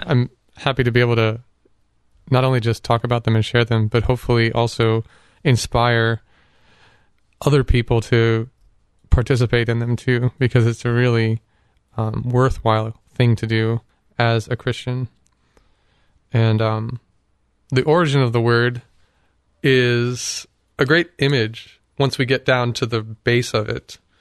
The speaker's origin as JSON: {"language": "English", "town": "Canton", "region": "Ohio", "country": "United States", "tie": "born or raised there", "said": "Up in Canton. um, which is my hometown"}